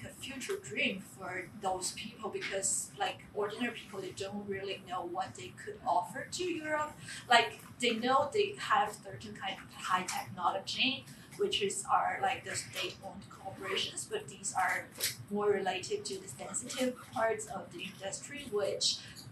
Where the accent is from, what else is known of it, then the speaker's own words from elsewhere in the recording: China; moved away; I'm also from China.